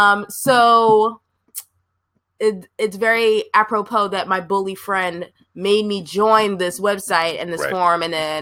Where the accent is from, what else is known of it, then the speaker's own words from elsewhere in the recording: New Jersey, United States; But I'm from the East Coast, Jersey girl